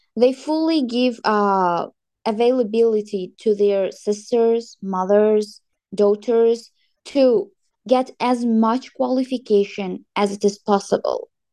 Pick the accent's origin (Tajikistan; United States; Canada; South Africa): Tajikistan; moved away as an adult; now in Kazakhstan; I'm from Tajikistan